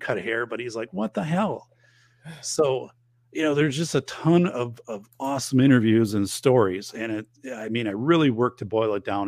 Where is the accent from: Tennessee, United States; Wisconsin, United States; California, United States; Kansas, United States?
Wisconsin, United States; northern; moved away; I'm going back to my hometown, um, up in northern Wisconsin